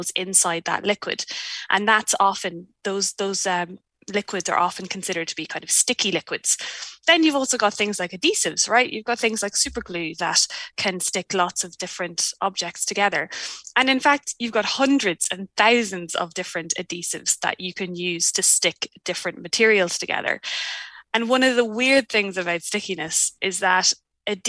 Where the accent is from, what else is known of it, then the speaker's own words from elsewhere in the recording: Ireland; moved away as an adult; now in New Zealand; I'm Irish and moved here in 2016